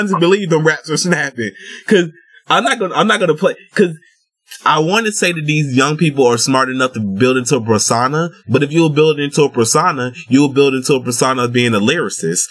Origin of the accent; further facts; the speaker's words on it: the South, United States; I'm from the South